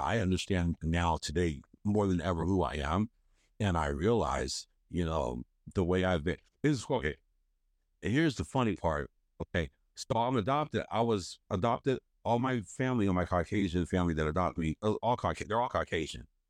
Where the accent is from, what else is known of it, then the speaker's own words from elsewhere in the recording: Hagerstown, Maryland, United States; I was born in Hagerstown, Maryland